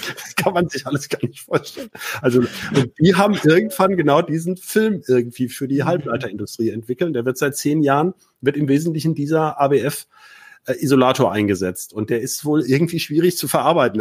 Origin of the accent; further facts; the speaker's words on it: Hanover, Lower Saxony, Germany; als Hannoveraner